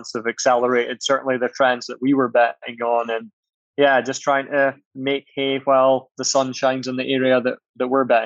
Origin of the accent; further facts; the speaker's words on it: Aberdeen, Scotland, United Kingdom; I'm from Aberdeen, and which is a fairly small city in Scotland in the UK.